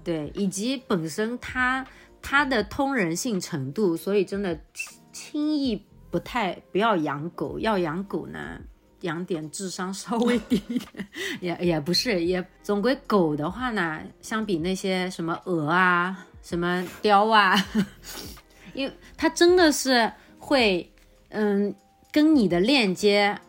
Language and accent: Chinese; Changzhou, Jiangsu, China; 我们常州这边